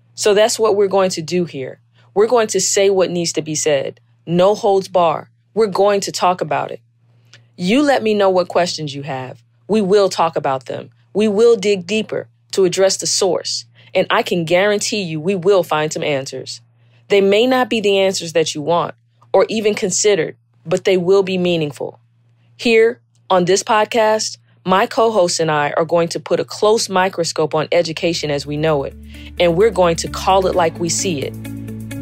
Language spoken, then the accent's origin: English; South Carolina, United States; I was born and raised in South Carolina